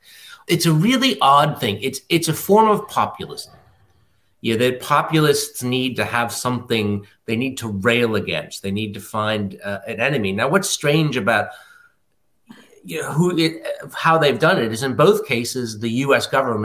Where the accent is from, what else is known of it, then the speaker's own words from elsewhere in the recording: United States; moved away; I'm an American, but I'm not there.